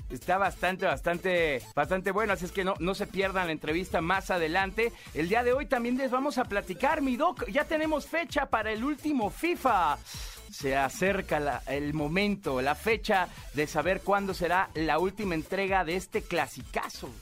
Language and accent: Spanish; Guadalajara, Jalisco, Mexico; eres de Guadalajara, como aquí tu amigo servidor